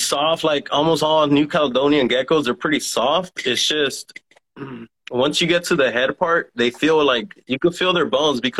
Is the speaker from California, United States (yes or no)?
yes; Los Angeles, California, United States; I'm from LA, California, South Central, pretty much.